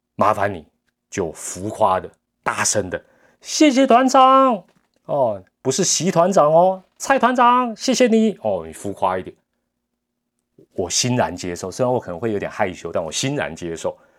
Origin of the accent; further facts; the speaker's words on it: Taiwan; 我们台湾人